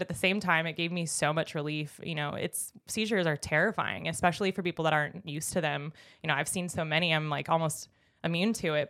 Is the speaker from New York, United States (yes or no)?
no; Jupiter, Florida, United States; I grew up in Jupiter, Florida, heaven on earth